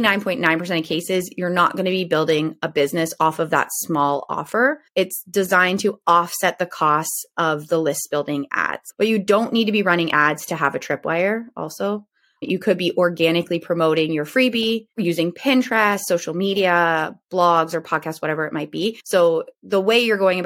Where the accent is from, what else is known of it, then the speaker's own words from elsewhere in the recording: Ontario, Canada; I'm in Ontario, Canada. So I'm a Canadian